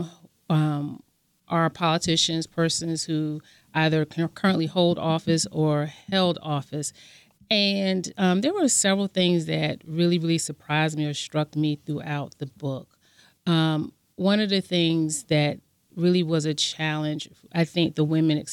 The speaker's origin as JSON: {"language": "English", "town": "Savannah", "region": "Georgia", "country": "United States", "tie": "born or raised there", "said": "as a young person growing up in Savannah, Georgia"}